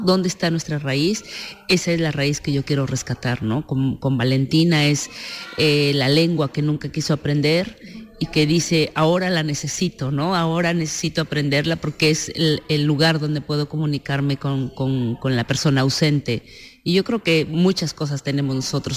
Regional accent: San Miguel el Grande, Oaxaca, Mexico; Villa Guadalupe Victoria, San Miguel el Grande en Oaxaca, al sur de México, es de donde soy originaria, es, es mi pueblo

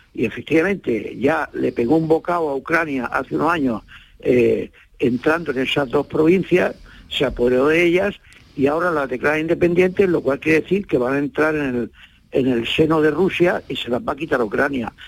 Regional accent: Almería, Andalusia, Spain; yo soy andaluz por los cuatro costados

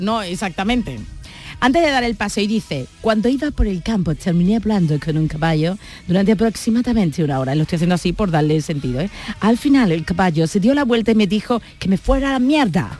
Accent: Cádiz, Andalusia, Spain; somos aquí mayoría gaditano

